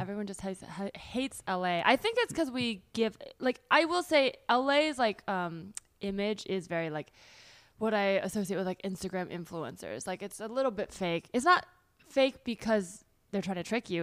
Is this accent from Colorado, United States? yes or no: no; South Bay, Bay Area, California, United States; moved away as an adult; also born or lived in New York; now in Los Angeles, United States; I grew up in the South Bay